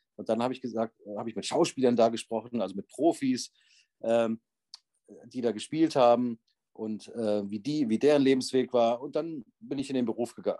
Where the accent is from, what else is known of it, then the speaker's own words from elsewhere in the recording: Bonn, North Rhine-Westphalia, Germany; moved away as an adult; also born or lived in Vienna, Austria; Ich bin genauso wie du äh, in Bonn geboren und aufgewachsen